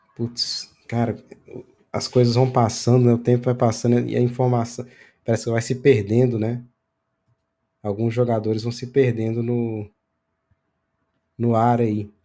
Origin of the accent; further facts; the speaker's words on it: Pirapora, Minas Gerais, Brazil; eu sou de Pirapora